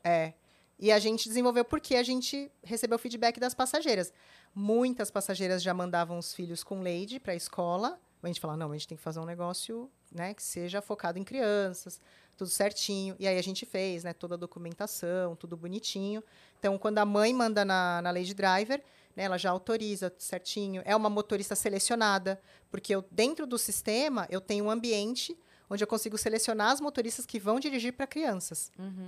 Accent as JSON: {"language": "Portuguese", "country": "Brazil", "said": "Eu sou brasileira"}